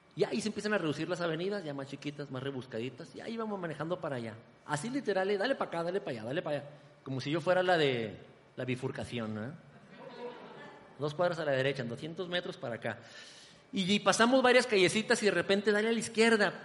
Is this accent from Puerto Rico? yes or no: no; Ciudad Juárez, Chihuahua, Mexico; moved away as an adult; now in Guadalajara, Mexico; de mi ciudad natal, Ciudad Juárez